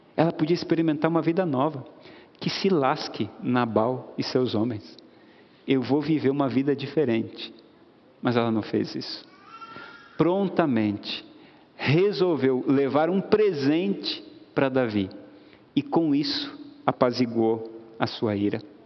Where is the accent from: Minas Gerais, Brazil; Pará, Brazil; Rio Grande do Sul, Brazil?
Rio Grande do Sul, Brazil; moved away; lá no Rio Grande do Sul, estado de onde eu vim